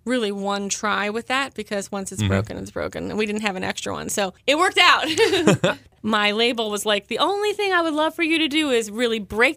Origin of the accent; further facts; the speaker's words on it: Columbia, Maryland, United States; I grew up in Columbia, Maryland, and I grew up in the theater.